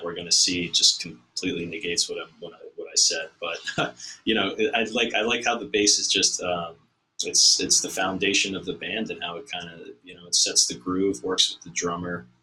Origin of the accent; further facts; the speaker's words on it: Watertown, Massachusetts, United States; where I grew up in Watertown